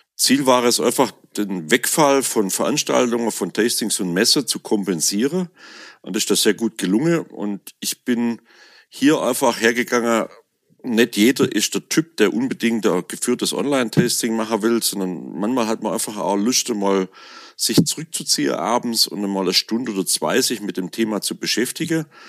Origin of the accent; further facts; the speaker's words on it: Swabian Alb, Baden-Württemberg, Germany; dann komme ich eben aus dem Schwäbischen Hochland hier